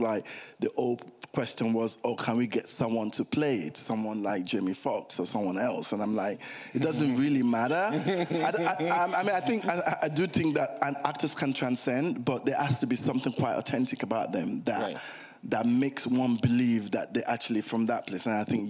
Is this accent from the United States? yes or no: no; United Kingdom; born there; I was born in England, you know? My parents were still in England. I was born in England.